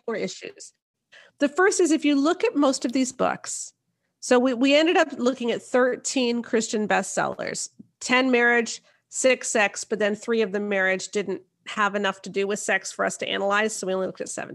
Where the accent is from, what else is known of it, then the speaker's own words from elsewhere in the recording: Canada; I'm not even American, I'm Canadian